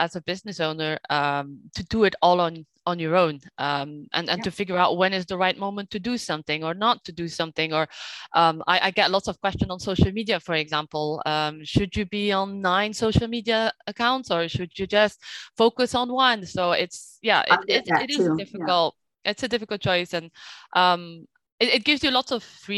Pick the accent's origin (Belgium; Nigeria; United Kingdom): Belgium; Flanders; now in France; I was raised in Belgium, so I have this Flemish culture